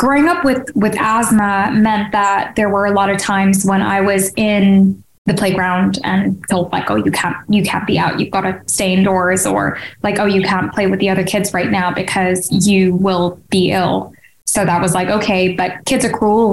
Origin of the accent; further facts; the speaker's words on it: Hong Kong; now in United Kingdom; Growing up in Hong Kong